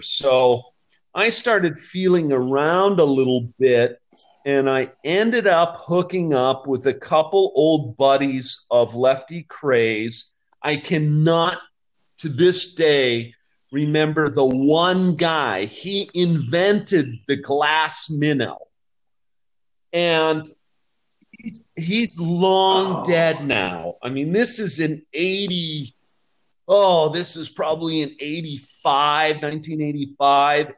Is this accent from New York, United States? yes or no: no; Vail, Colorado, United States; moved away as an adult; also born or lived in Florida / Japan; now in Mexico; I grew up on the Gore Creek, which is a a gold medal trout stream